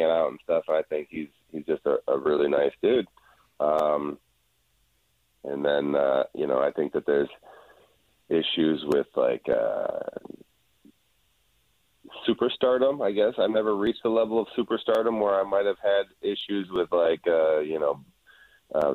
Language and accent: English; Midwest, United States; moved away; We're both from the Midwest